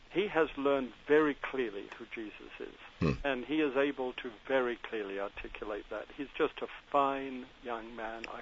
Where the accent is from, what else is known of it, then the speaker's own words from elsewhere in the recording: London, United Kingdom; born there; But I was born in London. Uh, I'm Scottish parents.